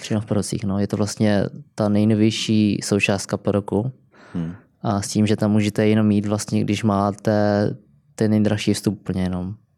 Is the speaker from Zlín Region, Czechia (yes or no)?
yes; Kroměříž, Zlín Region, Czechia; moved away as an adult; also born or lived in Brno; now in London, United Kingdom; já jsem pracoval vlastně v Kroměříži, kde jsem vyrůstal